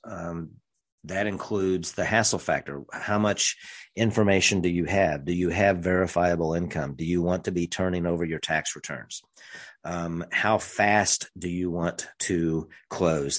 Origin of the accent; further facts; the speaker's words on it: rural central Missouri, United States; grew up in rural central Missouri